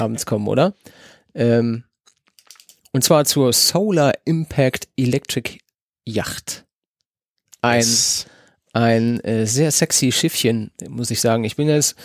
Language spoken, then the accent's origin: German; not far from Hagen, North Rhine-Westphalia, Germany; in Nordrhein-Westfalen ist und gar nicht weit von wo ich aufgewachsen bin.